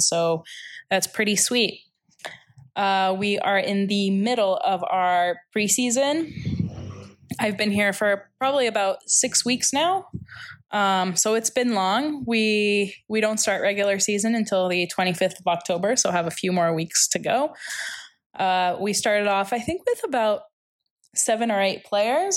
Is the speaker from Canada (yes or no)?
yes; Toronto, Ontario, Canada; moved away as an adult; also born or lived in Chicago, United States; now in Nicosia, Cyprus; from Toronto, Ontario